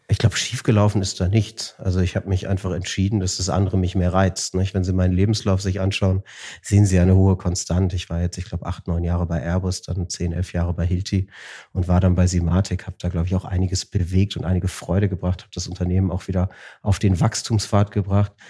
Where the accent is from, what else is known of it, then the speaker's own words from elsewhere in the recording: Hamburg, Germany; Wir sind in Hamburg groß geworden.